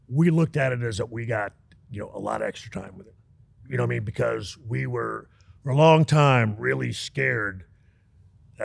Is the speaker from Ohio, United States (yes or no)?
no; Texas, United States; I was raised in Texas